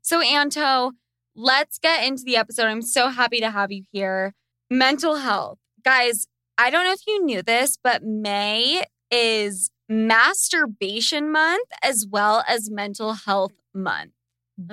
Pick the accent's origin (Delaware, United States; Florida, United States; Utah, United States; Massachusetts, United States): Utah, United States; Sandy; I grew up in Sandy, Utah